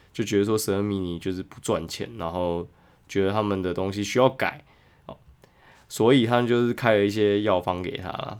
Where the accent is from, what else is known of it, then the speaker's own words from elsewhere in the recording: Kaohsiung, Taiwan; 我以前就是投起麦的，反正高雄人嘛